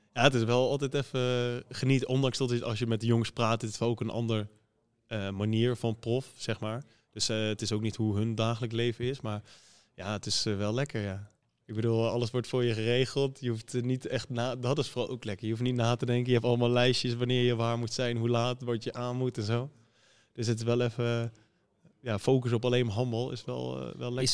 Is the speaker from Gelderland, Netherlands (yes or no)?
yes; Arnhem, Gelderland, Netherlands; now in Bergeijk, Netherlands; hoe wij praten in Arnhem